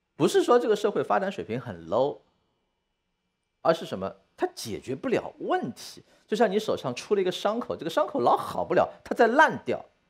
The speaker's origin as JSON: {"language": "Chinese", "country": "China", "said": "我中国人的典型认知是中国有很多问题"}